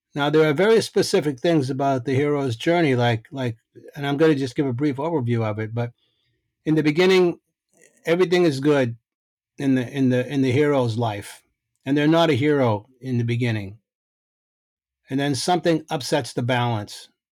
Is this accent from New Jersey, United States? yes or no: no; Boston, Massachusetts, United States; I grew up in Boston